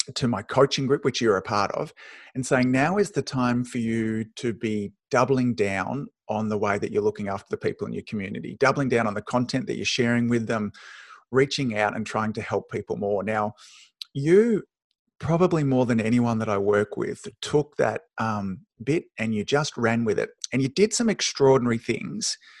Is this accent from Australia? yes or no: yes; Australia; my weird Aussie mannerisms